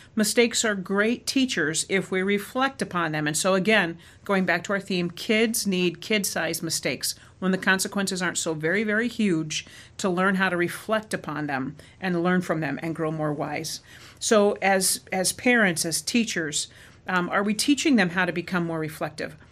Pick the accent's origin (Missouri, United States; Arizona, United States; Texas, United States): Arizona, United States; moved away as an adult; also born or lived in Midwest; growing up in Arizona